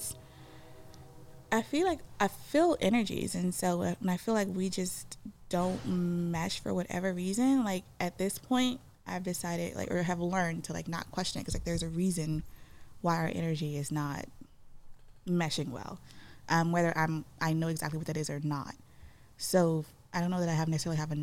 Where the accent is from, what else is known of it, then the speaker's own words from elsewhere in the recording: Houston, Texas, United States; I'm from Spring Branch